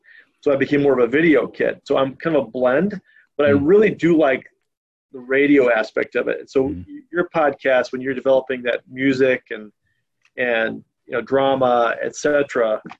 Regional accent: Washington, United States; I grew up, when I was a teenager, I grew up in Washington State.

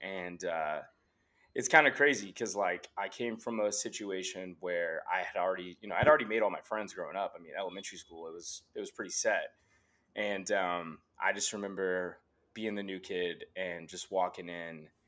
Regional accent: Allen, Texas, United States; also born or lived in Frisco, Texas; I grew up in Allen

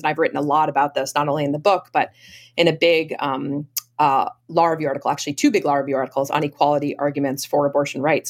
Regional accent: Maine, United States; now in Boston area, United States; I grew up um, in a, uh, a family in Maine, outside of um, uh, the Camden Rockport area in Maine.

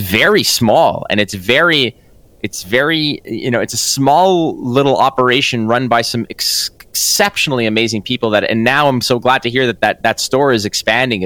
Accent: Montreal, Quebec, Canada; moved away as an adult; now in Toronto, Canada; we're both from Montreal

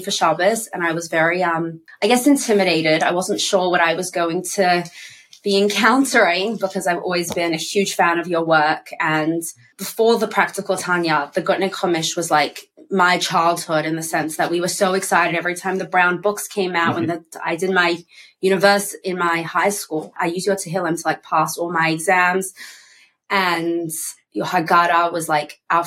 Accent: Australia; I'm from Australia

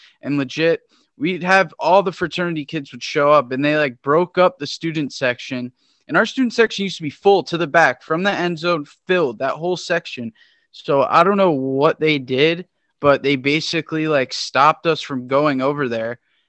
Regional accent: Connecticut, United States; I'm from Connecticut, so it's always freezing.

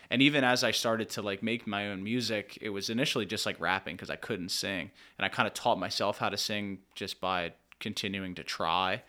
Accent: Lebanon, Pennsylvania, United States; I'm from Lebanon.

